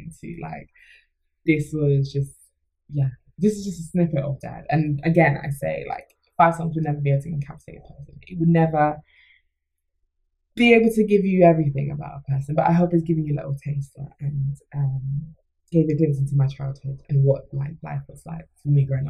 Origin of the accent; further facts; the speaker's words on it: Jamaica; I'm Jamaican